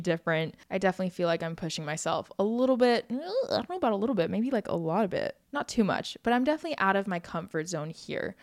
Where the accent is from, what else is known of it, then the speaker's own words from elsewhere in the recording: Oahu, Hawaii, United States; I grew up in Hawaii on the island of Oahu, and I've lived here my whole life